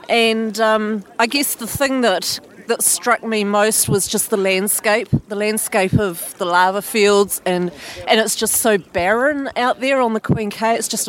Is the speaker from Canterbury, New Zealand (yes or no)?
yes; Christchurch, Canterbury, New Zealand; meeting people back from my hometown in Christchurch